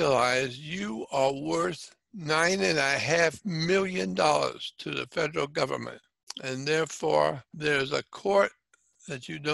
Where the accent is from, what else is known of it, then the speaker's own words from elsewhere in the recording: Pensacola, Florida, United States; in my town, my hometown